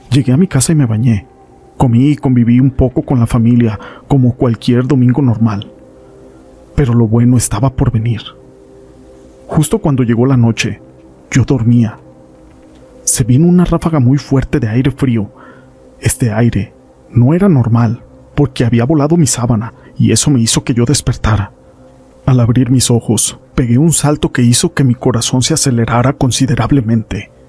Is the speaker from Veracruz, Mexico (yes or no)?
yes; Tampico Alto, Veracruz, Mexico; Como yo soy de Tampico Alto, me iba desde el viernes y me regresaba a mi pueblo hasta el domingo por la noche.